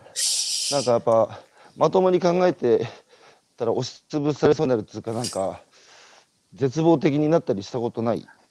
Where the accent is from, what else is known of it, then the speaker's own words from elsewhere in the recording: Tohoku, Japan; 僕東北の人間だから